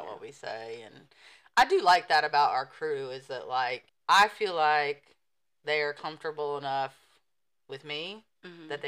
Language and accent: English; United States; I'm American.